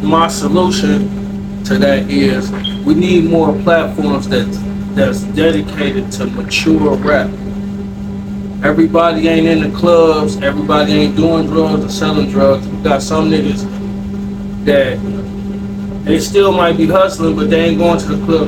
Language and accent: English; Detroit, Michigan, United States; Born and raised in Detroit